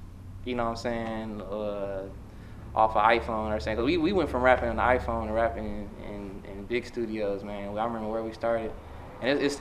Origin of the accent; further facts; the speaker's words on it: Detroit, Michigan, United States; I'm from West Side. I grew up with my family first. My dad used to be back and forth between Chicago and Detroit. So when we first like really settled down in Detroit after, you know, me and my sister was born, we was living on Joy Road